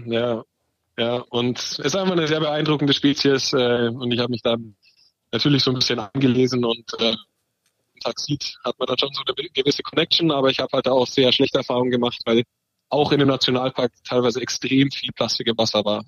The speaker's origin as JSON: {"language": "German", "town": "Dachau", "region": "Bavaria", "country": "Germany", "tie": "born or raised there", "said": "in der zweiten Liga damals beim ASV Dachau, wo ich aufgewachsen bin und immer gespielt habe"}